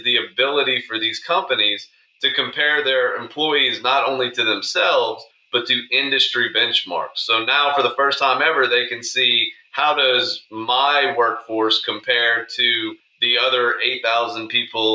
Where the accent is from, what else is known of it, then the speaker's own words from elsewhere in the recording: Lafayette, Louisiana, United States; also born or lived in Geismar, Louisiana; I grew up, born and raised in Lafayette, Louisiana.